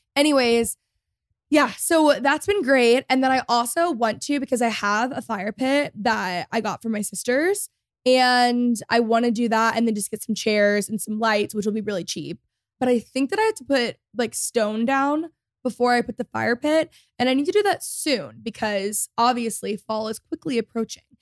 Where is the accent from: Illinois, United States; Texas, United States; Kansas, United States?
Texas, United States; I grew up in Texas